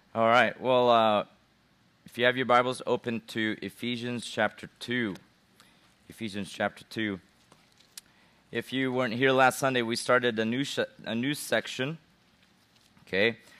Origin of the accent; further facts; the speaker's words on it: Philippines; I'm a Gentile, even though I'm from the Philippines